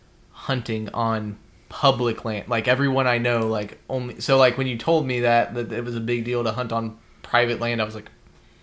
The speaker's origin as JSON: {"language": "English", "region": "Alabama", "country": "United States", "tie": "born or raised there", "said": "I grew up in Alabama."}